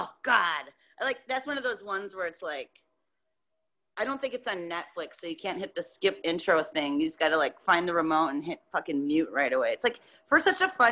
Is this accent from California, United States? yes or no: no; Rhinelander, Wisconsin, United States; also born or lived in Sugar Camp, Wisconsin / Merrill, Wisconsin; I'm from Rhinelander, but I lived, like, out in the country.